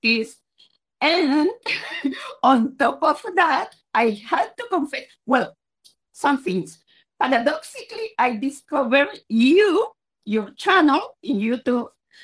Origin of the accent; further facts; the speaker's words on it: Colombia; English is a second language; now in Spain; I am originally from Colombia in South America, although I have been living in Spain for many years now.